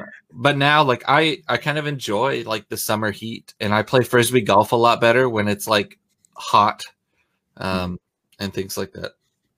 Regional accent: Oregon, United States; you forget that I came from Oregon. Everything is damp in Oregon. It is a moist state.

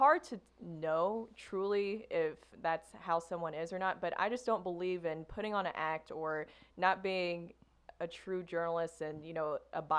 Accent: the South, United States; accent: Southern; I worked so hard to get rid of my Southern accent.

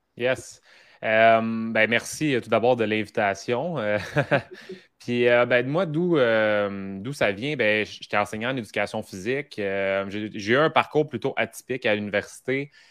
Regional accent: Mascouche, Quebec, Canada; j'étais de Mascouche

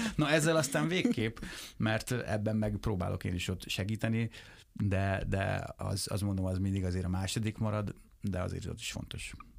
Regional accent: Lajosmizse, Bács-Kiskun, Hungary; moved away; még laknak abban a házban, ahol én felnőttem

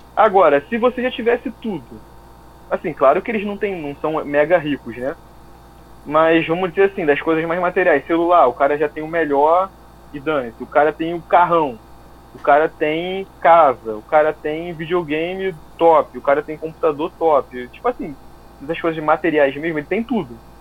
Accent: Rio de Janeiro, Brazil; moved away as an adult; now in United States; eu sou brasileiro, você sabe como é que eu falo

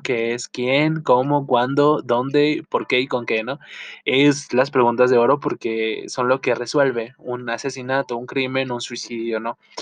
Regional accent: Chihuahua, Mexico; soy del norte de México, específicamente la ciudad de Chihuahua

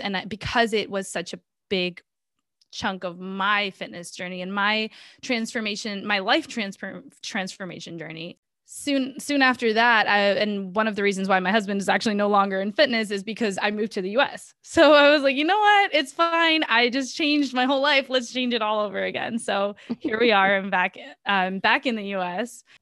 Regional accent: Boston, Massachusetts, United States; also born or lived in Minas Gerais, Brazil; I grew up in Boston, so I'm pretty much half Brazilian, half American at this point.

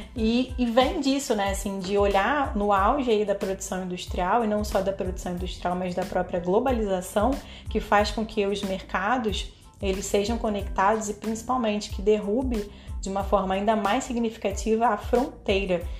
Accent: Brazil

